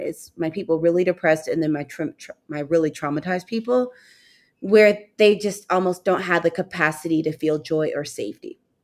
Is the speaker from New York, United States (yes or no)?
no; St. Louis, Missouri, United States; I grew up in Saint Louis, Missouri, and my father's family is from Mississippi